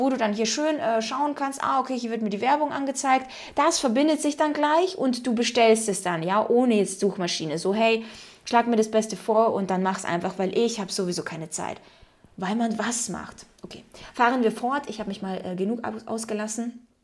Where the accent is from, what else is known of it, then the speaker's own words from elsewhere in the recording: Ukraine; ich meine, okay, ich bin in der Ukraine aufgewachsen, da war das nochmal dann ein bisschen anders.